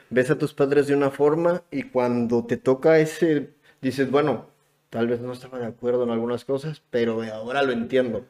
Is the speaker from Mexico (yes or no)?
yes; Acapulco, Guerrero, Mexico; moved away as an adult; also born or lived in Puebla; yo soy de Acapulco. Soy de Acapulco